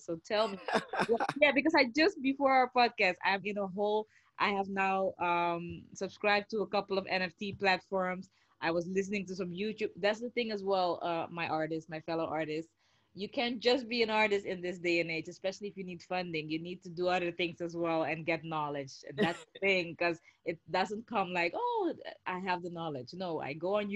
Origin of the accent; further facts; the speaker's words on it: Netherlands; We're both Dutchies